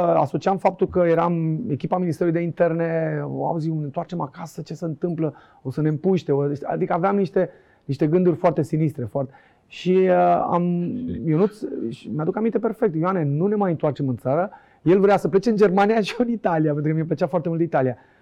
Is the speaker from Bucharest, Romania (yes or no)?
yes; Bucharest, Romania; also born or lived in Oltenia (parents' origin); Din Colentina am ajuns la Dinamo